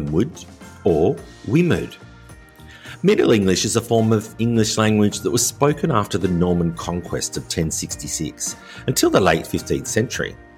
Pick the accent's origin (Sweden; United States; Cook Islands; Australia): Australia; moved away as an adult; also born or lived in rural France; now in France; an Australian living in rural France